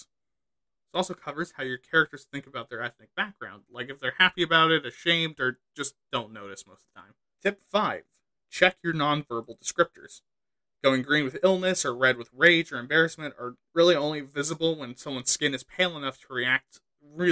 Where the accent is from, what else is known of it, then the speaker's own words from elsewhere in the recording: Pacific Northwest, United States; I'm from the Pacific North.